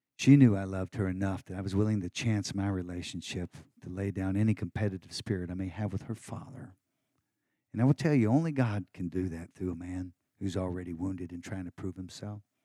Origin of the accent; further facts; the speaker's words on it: Texas, United States; I'm a Texan